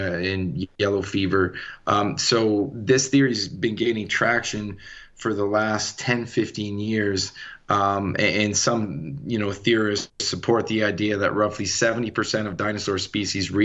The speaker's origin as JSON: {"language": "English", "country": "Canada", "tie": "born or raised there", "moved": "as an adult", "lives_now": "Colorado, United States", "said": "I'm born and raised in Canada. I've been in Colorado for about 8 years."}